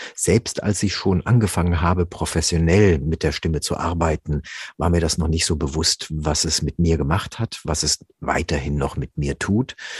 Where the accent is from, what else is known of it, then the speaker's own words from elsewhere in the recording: Rüsselsheim, Hesse, Germany; also born or lived in Offenbach; ich bin in Offenbach geboren. Ja, besser noch in Rüsselsheim aufgewachsen